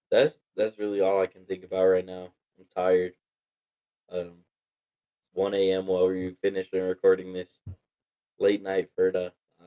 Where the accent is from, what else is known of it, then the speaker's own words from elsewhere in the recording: Colorado, United States; growing up in Colorado, being a Colorado native, all this